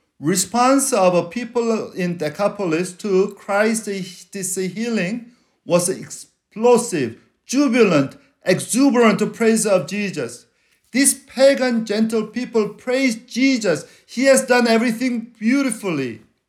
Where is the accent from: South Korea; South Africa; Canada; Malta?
South Korea; first language Korean; English is a second language; But when I'm in trouble, I speak Korean. That's because that's my mother tongue.